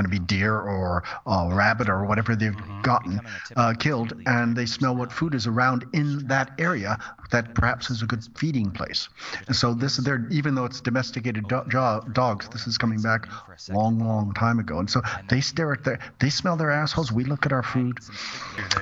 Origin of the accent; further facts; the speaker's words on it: California, United States; moved away as an adult; also born or lived in Brussels, Belgium; I was born and raised in California.